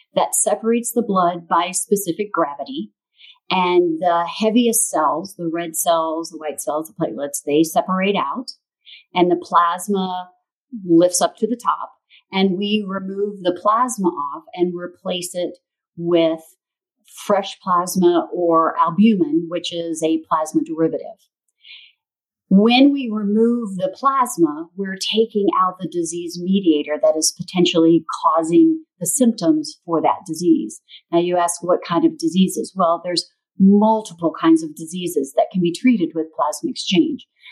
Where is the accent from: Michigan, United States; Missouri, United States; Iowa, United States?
Missouri, United States; also born or lived in St. Louis, Missouri; my little hometown in Missouri. Then I moved from my hometown to the big city of St. Louis, Missouri